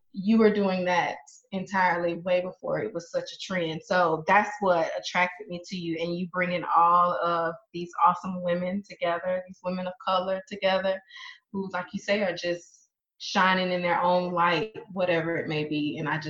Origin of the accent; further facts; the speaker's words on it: Alabama, United States; moved away as an adult; also born or lived in Louisiana; from Alabama originally